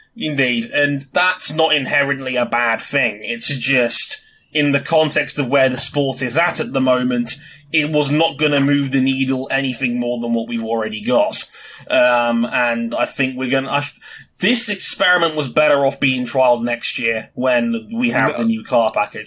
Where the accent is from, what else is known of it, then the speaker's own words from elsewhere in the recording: London, United Kingdom; London, baby! My hometown